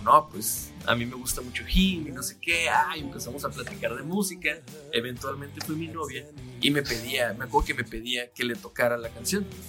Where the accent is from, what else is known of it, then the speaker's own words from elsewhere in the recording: Mexicali, Baja California, Mexico; cuando yo vivía eh, con mis abuelos, cuando estaba chiquito, llegaba yo a la una de la tarde más o menos a la casa de la primaria y empezaba Dragon Ball. Aquí en Mexicali era la una de la tarde